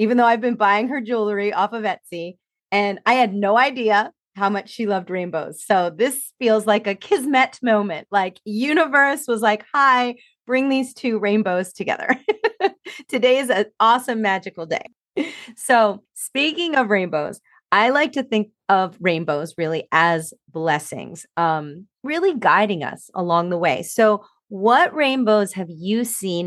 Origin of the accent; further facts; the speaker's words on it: New Jersey, United States; I grew up in New Jersey, right across the river from you